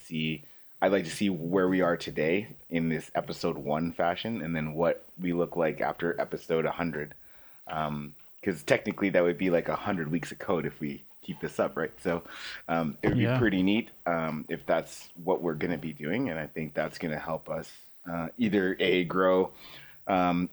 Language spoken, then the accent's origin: English; Canada; we're from Canada